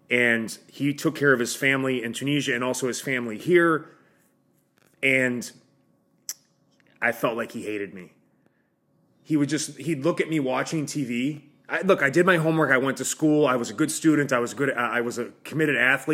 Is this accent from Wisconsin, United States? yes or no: yes; Milwaukee, Wisconsin, United States; I'm from Milwaukee